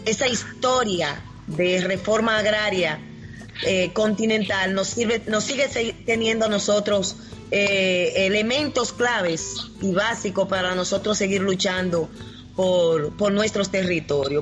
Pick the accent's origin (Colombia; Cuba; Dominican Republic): Dominican Republic; somos de República Dominicana.